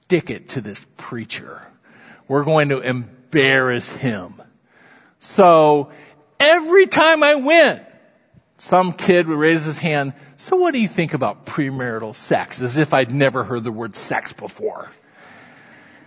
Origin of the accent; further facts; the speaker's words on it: Iowa, United States; I'm from Iowa.